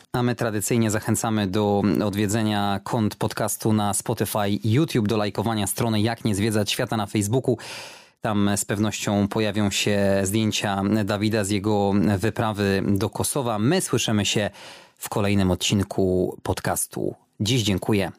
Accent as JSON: {"language": "Polish", "country": "Poland", "said": "kiedy tylko usłyszeli, że z Polski"}